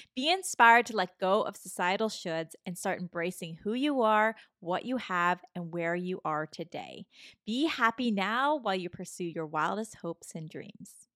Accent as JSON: {"language": "English", "town": "Toronto", "region": "Ontario", "country": "Canada", "also_born_or_lived": "California", "said": "I'm from Toronto"}